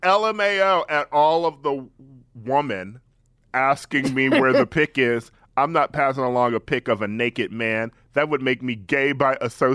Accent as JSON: {"language": "English", "region": "Midwest", "country": "United States", "tie": "born or raised there", "said": "I grew up in the Midwest."}